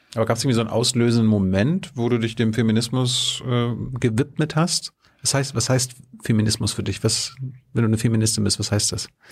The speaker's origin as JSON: {"language": "German", "country": "Germany", "said": "ich stamme aus der DDR"}